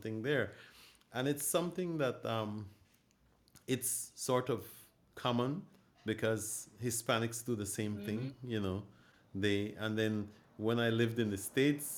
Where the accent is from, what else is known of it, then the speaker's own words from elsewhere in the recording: Punta Gorda, Toledo District, Belize; also born or lived in Barranco, Belize; I'm from Belize. Originally, I'm from Punta Gorda, Belize. I was born in Barranco, Belize.